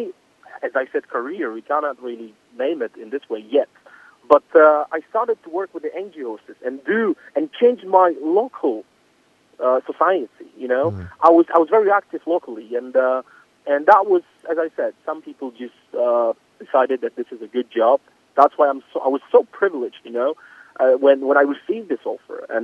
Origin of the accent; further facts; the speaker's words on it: Poland; English is a second language; also born or lived in London